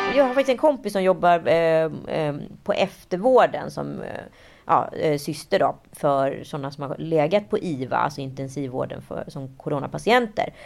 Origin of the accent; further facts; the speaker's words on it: Stockholm, Stockholm County, Sweden; jag var från Stockholm, att jag var från Sverige